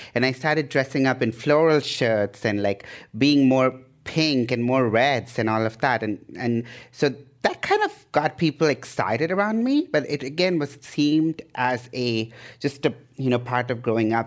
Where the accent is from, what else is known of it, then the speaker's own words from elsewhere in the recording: India; moved away as an adult; also born or lived in Idaho, United States / Canada; now in Bay Area, United States; I was born in India, um, in the eighties, so I'm an eighties child